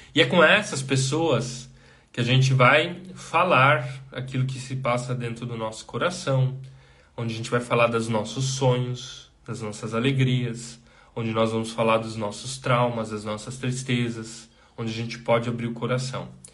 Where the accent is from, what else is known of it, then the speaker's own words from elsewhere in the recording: Brazil; Nós, como brasileiros, nós temos uma imensa dificuldade de dizer não